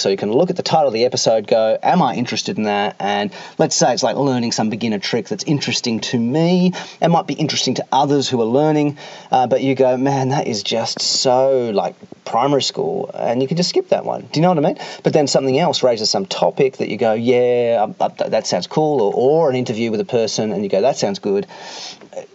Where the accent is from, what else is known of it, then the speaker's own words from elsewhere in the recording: Australia; being Australian